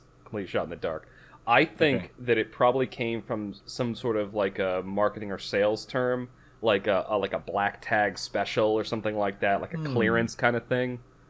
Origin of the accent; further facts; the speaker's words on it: Massachusetts, United States; Because I'm from Massachusetts.